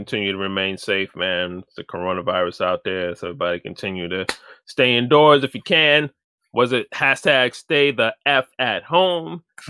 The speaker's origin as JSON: {"language": "English", "region": "New York", "country": "United States", "said": "I'm from New York. I'm calling it Make Toys."}